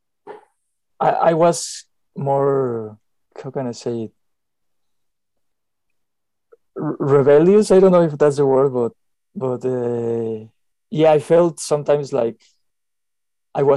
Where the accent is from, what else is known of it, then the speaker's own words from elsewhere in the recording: Mexico City, Mexico; moved away as an adult; I'm from Mexico, Mexico City